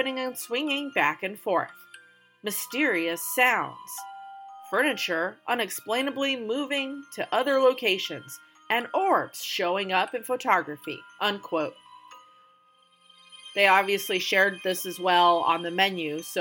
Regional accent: United States; also born or lived in New Mexico / Colorado / North Carolina; I grew up in New Mexico and Colorado

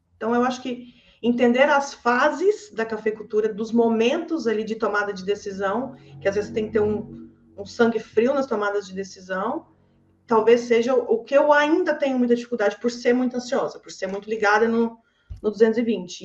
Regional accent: Cerrado Mineiro, Minas Gerais, Brazil; also born or lived in Loanda, Paraná; eu nasci no Paraná. Eu nasci numa tá. cidadezinha de Loanda, no estado do Paraná. Mas eu moro no Cerrado desde os oito anos

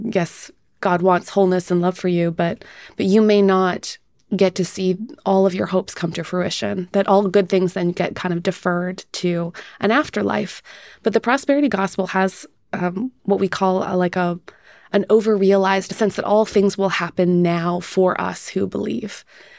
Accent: Canada; because I grew up in Canada

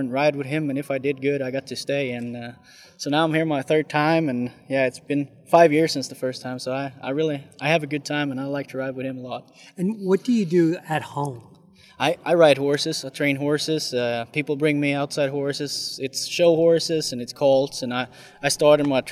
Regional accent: Sweden; now in United States; My home country is Sweden, actually.

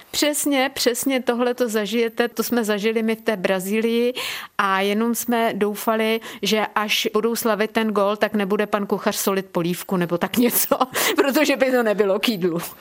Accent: Krkonoše, near Kotel, Liberec Region, Czechia; když je kopec, na který se díváte od momentu, kdy se postavíte v dětské postýlce, když je tenhle kopec vám na blízku, tak já, i když jsem jezdila z Jablonce nad Něsou ze školy, tak když jsem přijela na Čermákovi rovně, tak jsem takhle vykoukla z toho autobusu a říkala jsem si, jo, kotlík je na svém místě a já už jsem doma

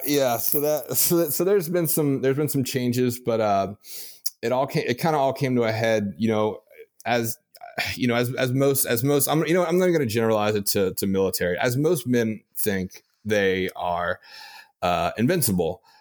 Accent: Louisiana, United States; I'm from Louisiana

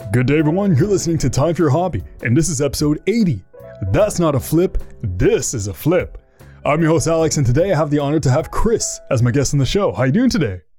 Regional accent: Canada; I'm from Canada

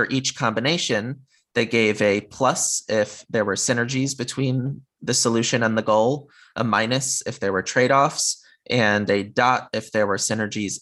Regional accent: Connecticut, United States; moved away as an adult; now in California, United States; growing up in Connecticut, having been on the East Coast of the US for most of my life, now I'm in California

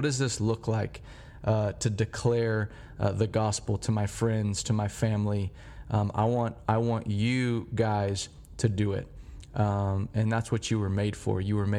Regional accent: Dallas, Texas, United States; I grew up here in Dallas, and we have something every year called the State Fair of Texas.

